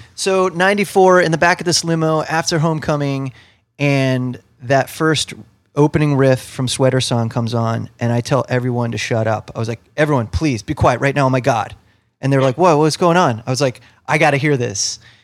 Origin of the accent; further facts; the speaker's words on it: Ohio, United States; where I grew up in Ohio, I was close to Cleveland